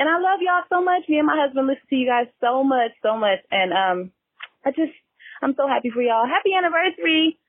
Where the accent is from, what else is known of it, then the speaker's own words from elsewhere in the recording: Las Vegas, Nevada, United States; now in Houston, United States; I am originally from Las Vegas, Nevada